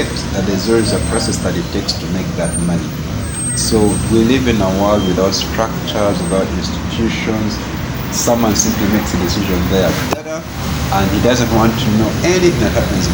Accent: Uganda; moved away; also born or lived in Kenya; I'm Ugandan

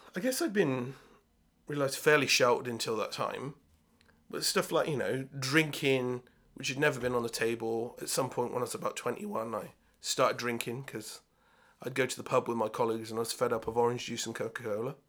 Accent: Swindon, South West England, United Kingdom; also born or lived in Bath; I was brought up in Swindon

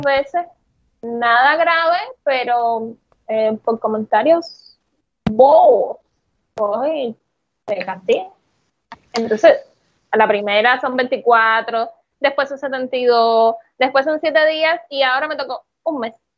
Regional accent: Cuba; como buen cubano

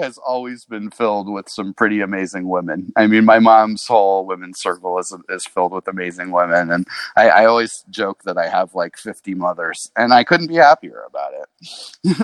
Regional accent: Ojai, California, United States; I was born in the Ojai Hospital

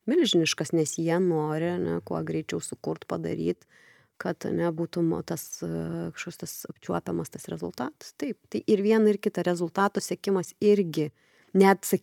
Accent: Lithuania; mes lietuviai tokie

